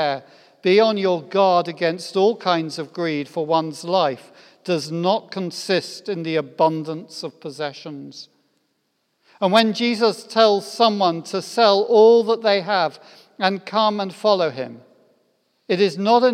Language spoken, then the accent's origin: English; United Kingdom; I'm British